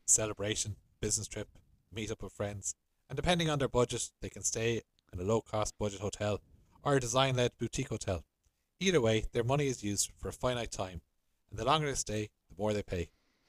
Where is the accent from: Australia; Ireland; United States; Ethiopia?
Ireland; Galway, Connacht; I'm from Galway, Ireland.